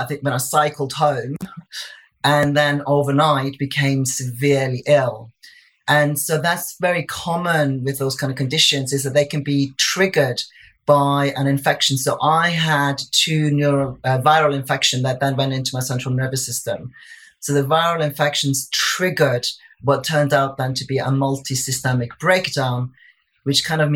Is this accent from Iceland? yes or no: yes; Iceland; moved away as an adult; now in England, United Kingdom; I'd come over to England in 1999. Mm-hmm. I laugh about having arrived last century, yeah. because I'm originally from Iceland